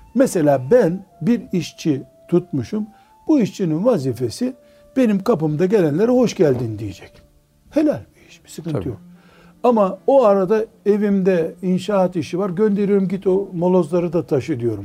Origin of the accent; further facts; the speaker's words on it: Black Sea Region, Turkey; Bizim Karadeniz'de dua ederken su gibi aziz olasın derler